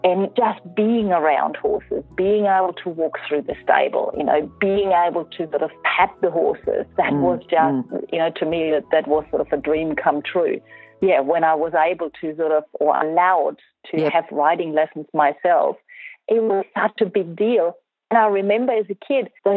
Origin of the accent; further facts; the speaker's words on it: Germany; moved away; I grew up in Germany